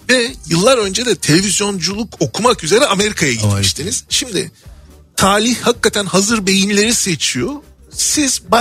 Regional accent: Turkey; yanındaki adam dedi ki sen dedi nerelisin dedi. Dedim ben Türk.

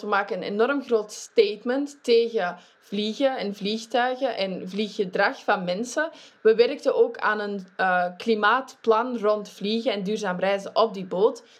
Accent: Flanders, Belgium; in België, ik ben een Vlaming

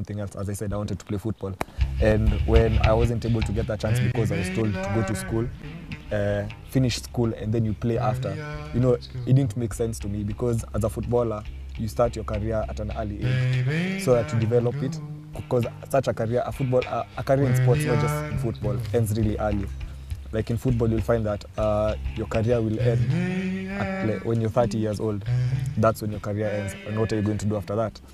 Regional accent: Nairobi, Kenya; I'm from Nairobi, born and bred.

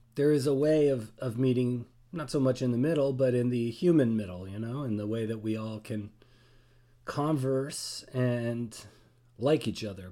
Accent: Toronto, Ontario, Canada; moved away; I'm a Canadian citizen, born in Toronto, lived a little bit around.

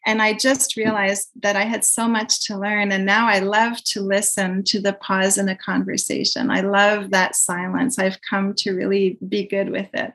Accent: Quebec, Canada; I'm from Quebec, but my my roots are entirely from France.

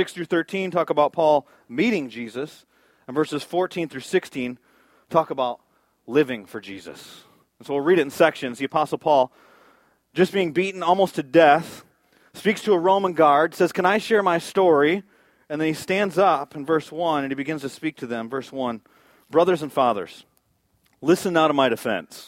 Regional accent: Michigan, United States; moved away; I'm from Michigan.

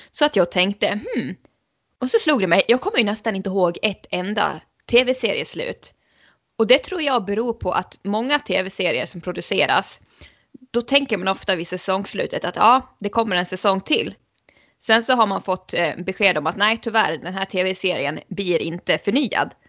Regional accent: Sweden; jag tror ju att eh, som svensk så är det nog väldigt många som tänker på det klassiska avslutet i såpan Tre Kronor.

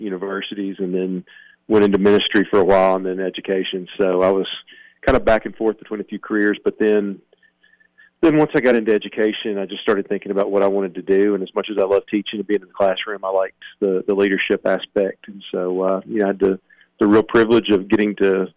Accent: Cottontown, Tennessee, United States; the school actually sits adjacent to my grandfather's farm, so it's right in the center of where I grew up.

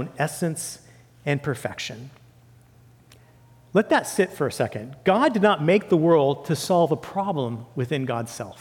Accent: Santa Cruz Mountains, California, United States; I grew up with newts in Santa Cruz Mountains area

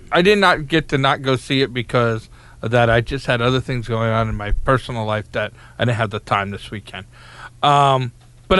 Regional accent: Long Island, New York, United States; moved away as an adult; I'm from Long Island. I'm from not from the city, but close enough

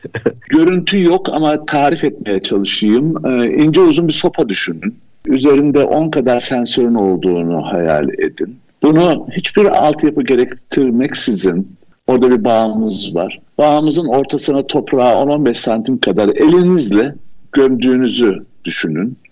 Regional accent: Koçarlı, Aydın, Turkey; also born or lived in Istanbul / Vienna, Austria / Izmir; now in Urla, Turkey; Aydın Koçarlı doğumluyum. Yani köy kökenliyim.

